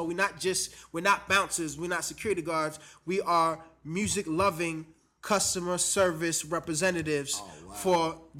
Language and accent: English; New York, United States; now in Washington, United States; I'm a transplant to the D.C. area. I'm originally from New York.